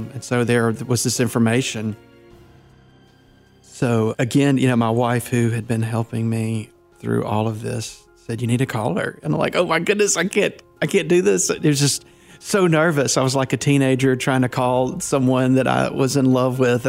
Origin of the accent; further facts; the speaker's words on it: North Mississippi, United States; also born or lived in Louisiana; I'm a minister from North Mississippi, and I was born in Louisiana in 1968